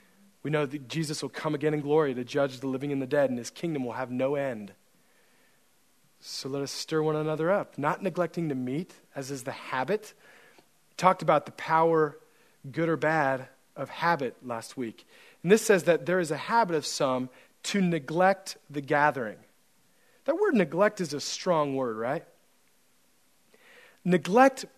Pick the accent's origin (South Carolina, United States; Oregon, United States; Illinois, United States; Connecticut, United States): Oregon, United States; Central; moved away as an adult; I grew up in Central Oregon